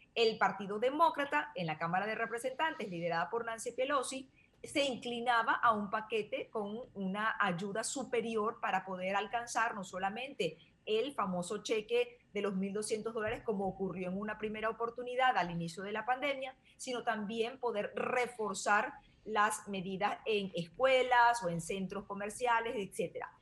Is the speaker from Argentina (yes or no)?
no; Venezuela; now in United States; yo que soy venezolana